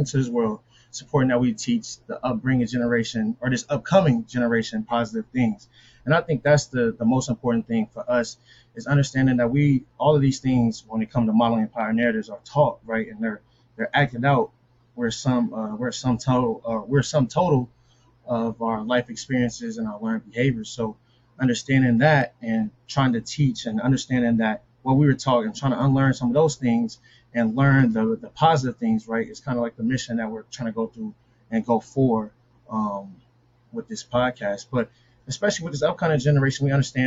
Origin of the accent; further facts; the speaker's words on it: Omaha, Nebraska, United States; moved away; also born or lived in Quincy, Illinois; I'm from Omaha, Nebraska.